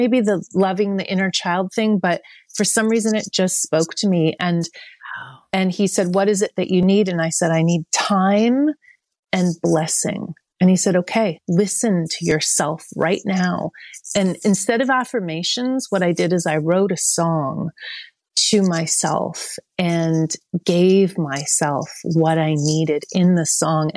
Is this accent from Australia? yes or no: no; Oakville, Ontario, Canada; moved away as an adult; also born or lived in Toronto / Montreal / Vancouver; I grew up in Oakville